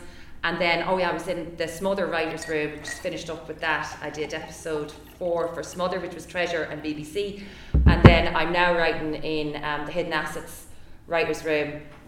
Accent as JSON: {"language": "English", "town": "Limerick", "region": "Munster", "country": "Ireland", "accent": "Limerick", "moved": "as an adult", "lives_now": "Ennis, Ireland", "said": "I'm from Limerick City originally. I'm living in Ennis, County Clare for a long time."}